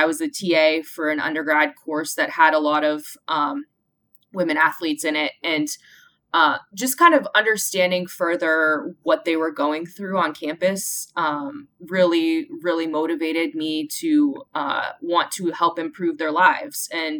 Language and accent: English; Iowa, United States; So I grew up in Iowa in the mid-90s, and I just loved being outside with my brother and all the neighborhood kids.